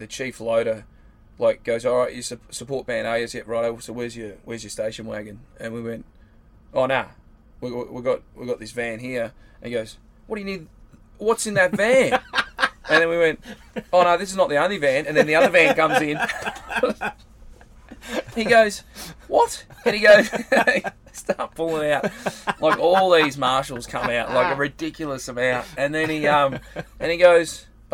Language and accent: English; Warrnambool, Victoria, Australia; I come from Warrnambool